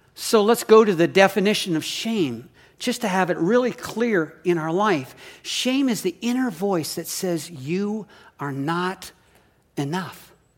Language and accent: English; Saskatoon, Saskatchewan, Canada; now in Oregon, United States; I grew up in Canada. We moved to the States in nineteen, um, eighty-three to Oregon and have been here ever since.